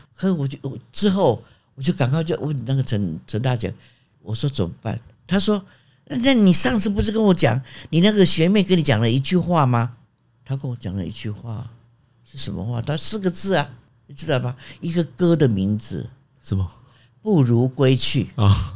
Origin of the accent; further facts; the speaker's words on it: Jiufen, New Taipei, Taiwan; moved away as an adult; also born or lived in Australia; 我出生在九份嘛